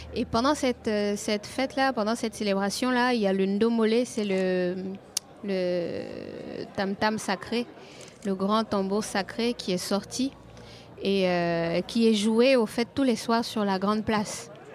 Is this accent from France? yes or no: no; Côte d’Ivoire; quand je sors de chez moi en Côte d'Ivoire